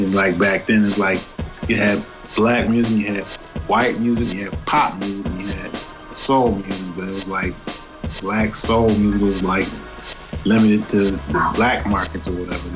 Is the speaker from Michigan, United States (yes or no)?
yes; Detroit, Michigan, United States; I was born in Detroit, Michigan in 1966